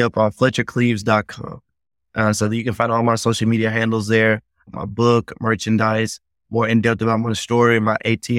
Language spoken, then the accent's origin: English; the South, United States; like you said, growing up in the South, you got to have thick skin